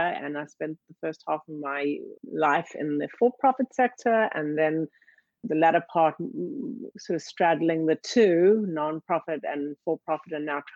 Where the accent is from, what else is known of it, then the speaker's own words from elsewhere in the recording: South Africa; now in United States; I grew up in South Africa during apartheid.